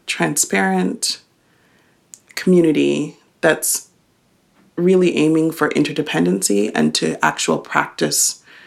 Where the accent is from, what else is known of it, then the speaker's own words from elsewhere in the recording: Hamilton, Ontario, Canada; I'm from Hamilton, Ontario, Canada